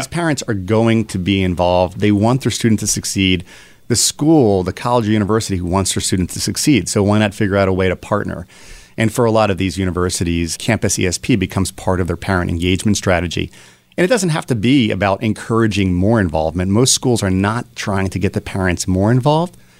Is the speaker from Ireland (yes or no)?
no; Philadelphia, Pennsylvania, United States; born and raised in Philadelphia.